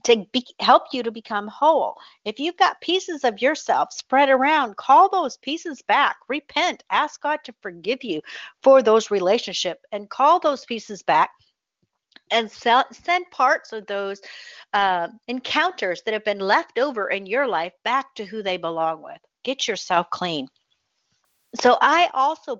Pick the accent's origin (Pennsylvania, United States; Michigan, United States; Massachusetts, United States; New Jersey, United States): Michigan, United States; now in Pensacola, United States; my home state, which is my original home state, is the state of Michigan